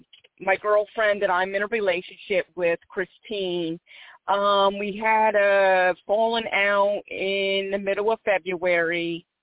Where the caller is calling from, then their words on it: Philadelphia, Pennsylvania, United States; I'm calling from Philadelphia, PA.